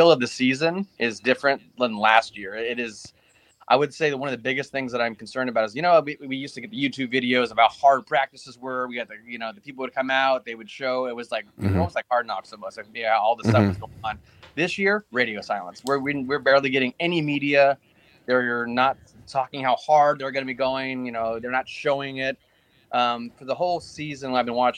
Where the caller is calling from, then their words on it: Brea, California, United States; Brea. That's where I'm calling from